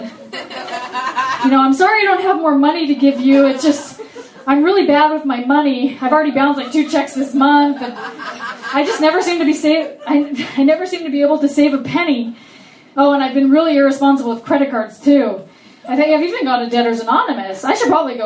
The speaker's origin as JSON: {"language": "English", "area": "Orange County", "region": "California", "country": "United States", "tie": "born or raised there", "said": "I grew up in Orange County"}